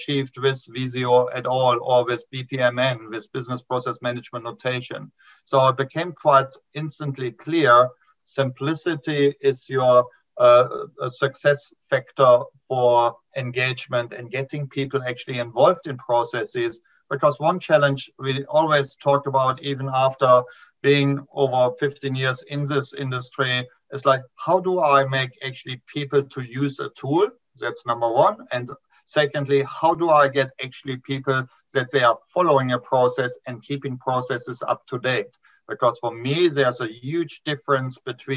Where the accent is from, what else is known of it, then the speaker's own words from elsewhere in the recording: Germany; moved away as an adult; now in New Zealand; this is not a TV accent. I immigrated from Germany 15 years ago to New Zealand